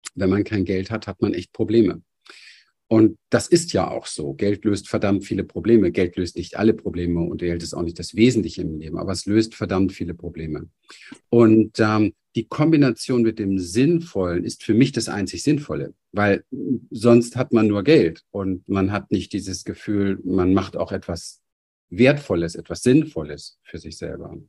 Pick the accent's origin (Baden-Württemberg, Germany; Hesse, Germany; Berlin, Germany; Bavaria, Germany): Berlin, Germany; ich bin aufgewachsen in Berlin, Hinterhof